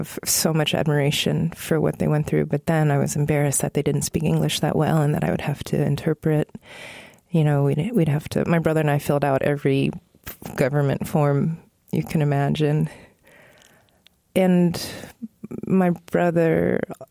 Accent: Northern Virginia, United States; I was growing up in Northern Virginia.

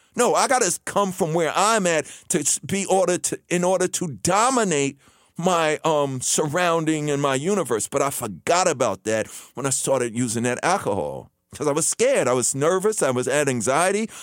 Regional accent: New York City, New York, United States; when I was a kid growing up in Queens

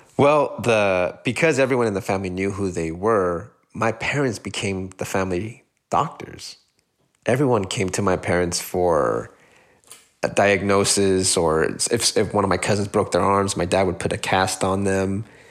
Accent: San Gabriel Valley, California, United States; first language Spanish; English is a second language; growing up in San Gabriel Valley is that it, it is truly one of the most diverse regions in the entire United States

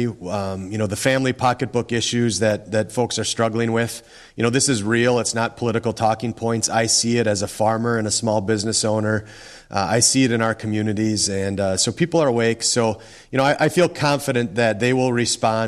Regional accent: South Central Minnesota, United States; my wife and I have been born and raised in South Central Minnesota.

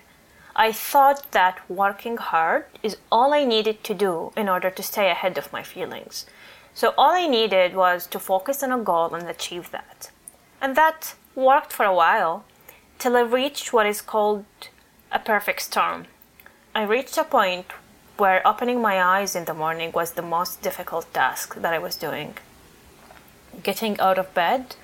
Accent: Toronto, Ontario, Canada; I'm from Toronto

